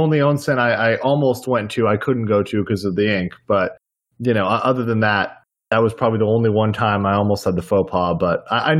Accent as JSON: {"language": "English", "town": "Miami", "region": "Florida", "country": "United States", "tie": "born or raised there", "said": "we grew up in Miami."}